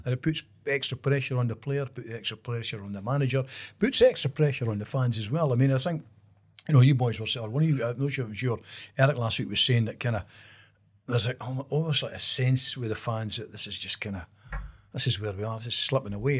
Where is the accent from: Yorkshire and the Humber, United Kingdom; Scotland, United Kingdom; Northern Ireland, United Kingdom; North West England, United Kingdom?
Scotland, United Kingdom; Kirk; I was brought up in Kirk